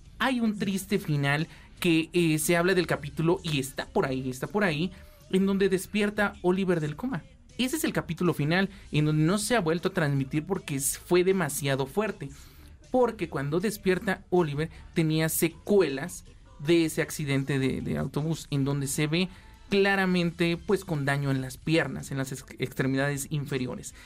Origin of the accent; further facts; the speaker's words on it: Mexico; nosotros como buenos mexicanos